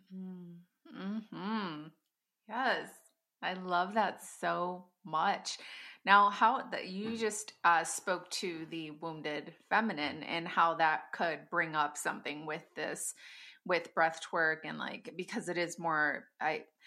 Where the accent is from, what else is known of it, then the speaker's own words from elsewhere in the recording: Wisconsin, United States; I hold Sister Circle here in my hometown, and I live in the Midwest